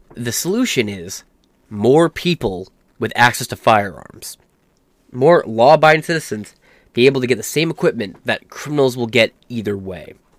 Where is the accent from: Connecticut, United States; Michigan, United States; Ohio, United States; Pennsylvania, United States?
Michigan, United States; I'm from Michigan